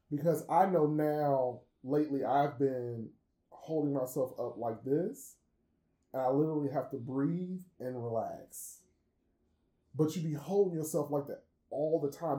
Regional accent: Chicago, Illinois, United States; I am from Chicago, which means that I am a house head by default

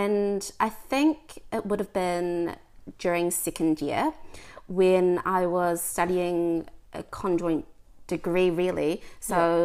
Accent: New Zealand; I am a first generation Kiwi

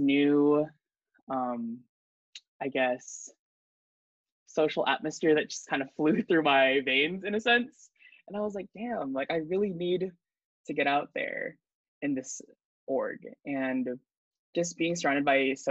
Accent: San Jose, California, United States; moved away as an adult; now in Santa Barbara, United States; I am from the 408 San Jose, California, Bay Area

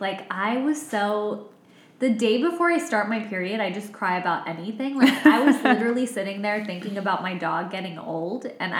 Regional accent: United States; because I'm from America.

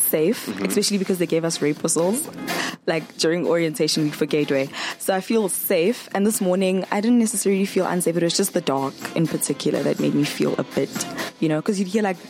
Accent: Johannesburg, Gauteng, South Africa; moved away; also born or lived in Rustenburg / Free State; Originally from Johannesburg, but then I matriculated in Rustenburg.

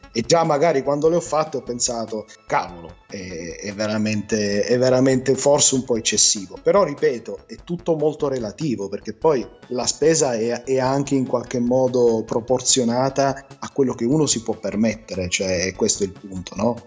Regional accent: Genoa, Liguria, Italy; mia madre è genovese, io sono anche nato a Genova

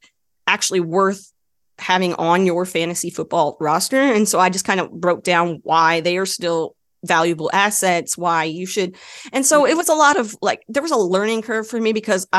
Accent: Dallas, Texas, United States; I grew up in the Dallas area, Dallas Cowboys fan.

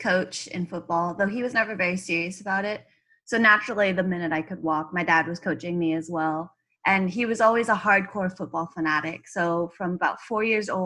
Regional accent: Orange County, California, United States; also born or lived in San Fernando Valley, California; Born in the Valley and then grew up in Orange County, and I'm basically in LA all the time, so I say I live there

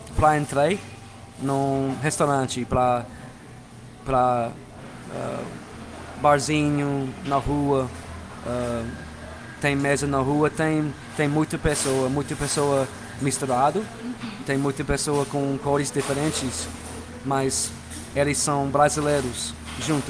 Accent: Mississippi, United States; Portuguese is a second language; eu sou americano, claro, uh, americano do norte uh, e meu estado é Mississippi, fica no sul do país.

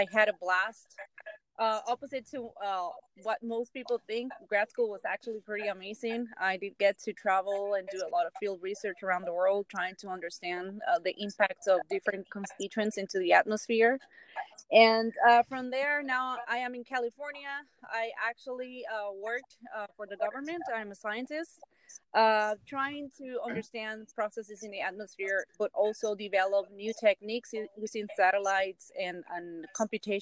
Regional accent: Guaynabo, Puerto Rico; I am from Guaynabo, Puerto Rico.

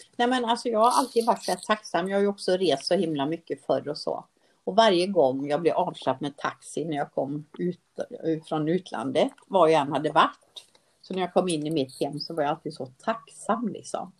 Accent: Sweden; jag är född i Sverige

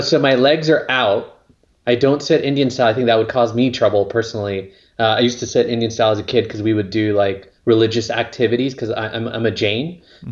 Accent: La Mirada, California, United States; now in Northern California, United States; I grew up near Knott's Berry Farm. So it's a city called La Mirada

